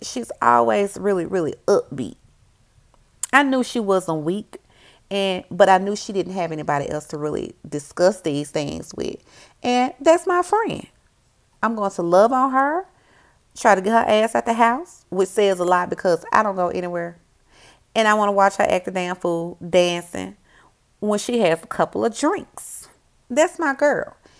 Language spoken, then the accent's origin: English; Memphis, Tennessee, United States; I'm a girl from Memphis